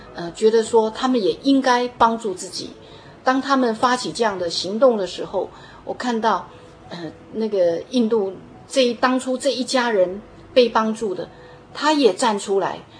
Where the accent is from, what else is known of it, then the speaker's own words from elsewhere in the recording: Taiwan; 我们台湾人